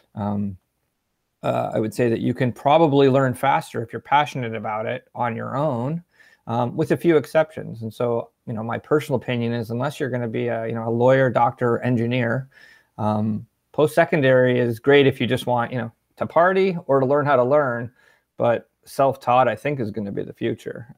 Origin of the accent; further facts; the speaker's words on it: Ontario, Canada; also born or lived in Peterborough, Ontario / Ottawa, Ontario; I grew up in Ontario, um, kinda split between Peterborough and Ottawa, Ontario